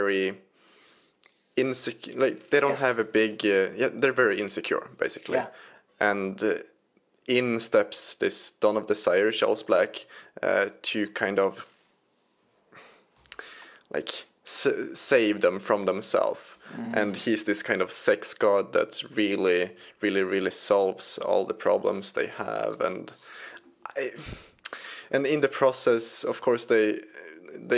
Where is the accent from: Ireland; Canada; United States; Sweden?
Sweden; my home country, Sweden